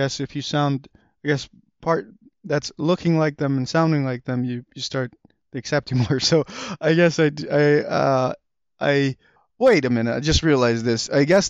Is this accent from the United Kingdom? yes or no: no; Afghanistan; now in United States; When we came from Afghanistan, there was a church that was the church, it was because of the church that we got the refugee resettlement in.